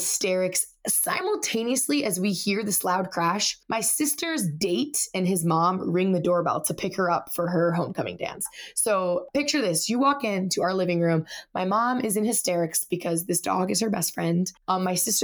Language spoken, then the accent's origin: English; Melbourne, Florida, United States; moved away; also born or lived in Ohio / Indiana; I grew up in Florida